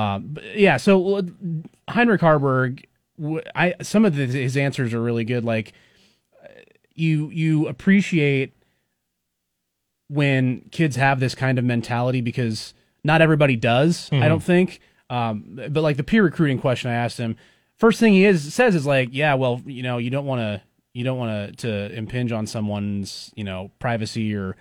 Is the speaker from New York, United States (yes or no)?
no; Kearney, Nebraska, United States; born there; I was born in Kearney. I don't live there. Didn't live there for very long, but some Central Nebraska here in the house